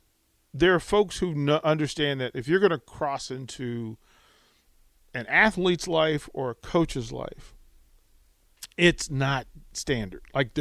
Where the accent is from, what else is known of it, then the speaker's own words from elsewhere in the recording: Washington, District of Columbia, United States; also born or lived in Utah; now in Lincoln, United States; I'm not from here either, so I had to. So I'm originally from D.C.